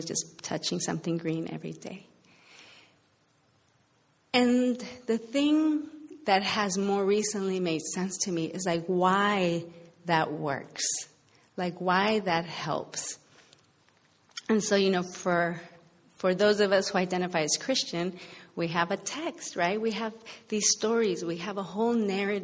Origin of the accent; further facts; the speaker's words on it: Los Angeles, California, United States; moved away as an adult; also born or lived in Boston; I struggled to kind of find myself at home in L.A., even though I grew up here